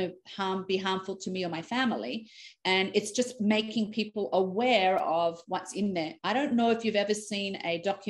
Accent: Australia; moved away as an adult; now in Canada; I'm born and raised in Australia

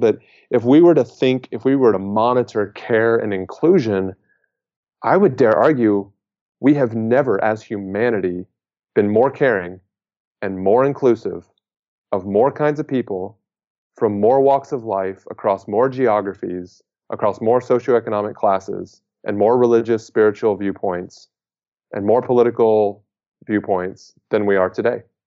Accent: United States; as an American

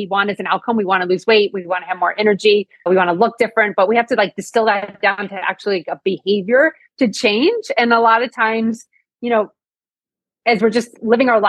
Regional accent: near Scranton, northeastern Pennsylvania, United States; I grew up in northeastern Pennsylvania

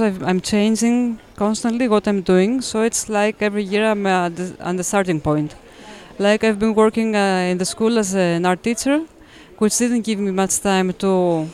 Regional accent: Athens, Attica, Greece; now in Crete, Greece; growing up in Athens

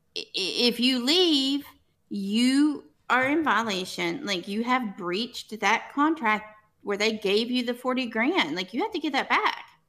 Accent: Arkansas, United States; I'm from Arkansas

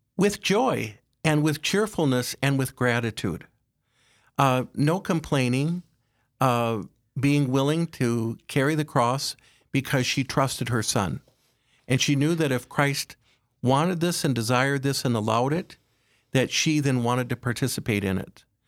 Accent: Aberdeen, South Dakota, United States; I was raised in Aberdeen, uh, by my parents

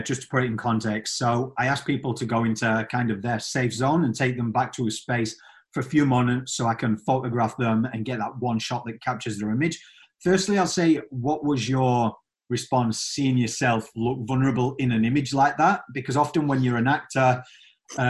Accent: United Kingdom; I'm British and I grew up watching

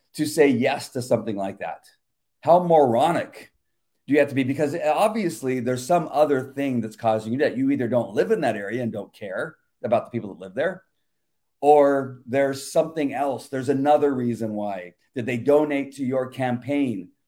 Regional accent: La Mirada, California, United States; now in Yorba Linda, United States; I, I grew up and lived in La Mirada

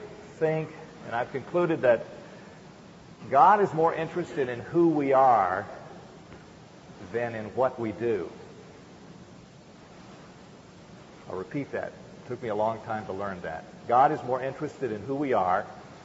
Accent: Arrett, Virginia, United States; I was born in Arrett, Virginia, on a little tobacco farm, in a little farmhouse there

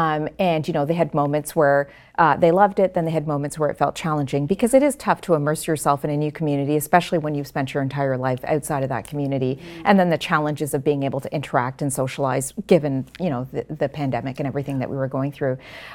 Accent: Ontario, Canada; in the time that we grew up in Ontario, a lot of the cultural amenities weren't available that are there today.

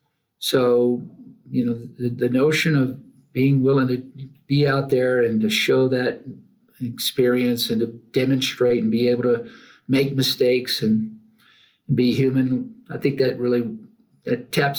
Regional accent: Texas, United States; now in Aspen, United States; I've got years, you know, I've, you know, those 18 solid growing up years

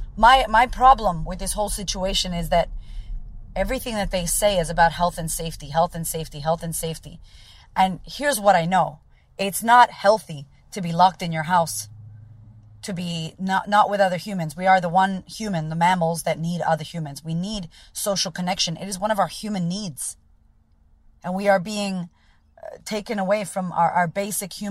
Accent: Framingham, Massachusetts, United States; moved away as an adult; now in Melbourne, Australia; Framingham, Massachusetts, where I grew up

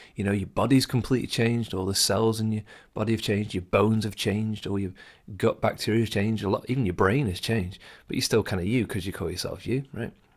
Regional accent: England, United Kingdom; first language English; I'm English. I'm a native English speaker.

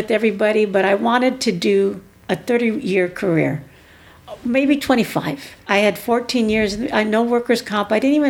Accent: Oceanside, California, United States; also born or lived in Puerto Rico; Well, I'm a military brat.

